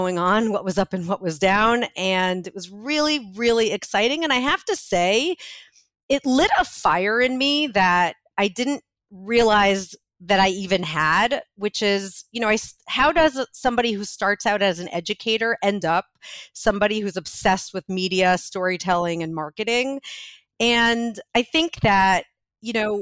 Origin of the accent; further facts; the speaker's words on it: New York City, New York, United States; I was born in Brooklyn